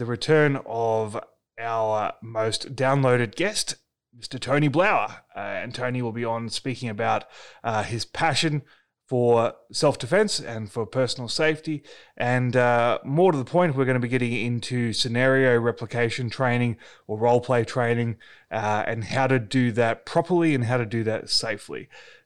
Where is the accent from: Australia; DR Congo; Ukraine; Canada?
Australia; also born or lived in Melbourne; my home country is currently on fire.